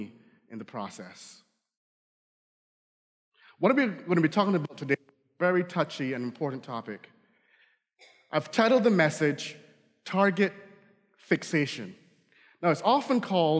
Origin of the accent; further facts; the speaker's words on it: Barbados; accent: Barbadian; now in United States; I grew up in the Caribbean, so fall, you know, we don't have fall